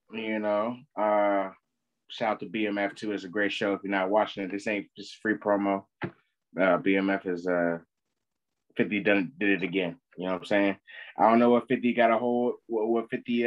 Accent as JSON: {"language": "English", "country": "United States", "said": "We're American"}